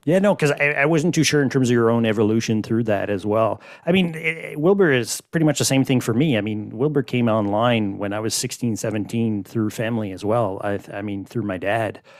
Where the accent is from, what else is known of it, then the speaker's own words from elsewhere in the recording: Quebec, Canada; Growing up in Quebec, I mean, we're, you know, like, the whole kind of Catholic environment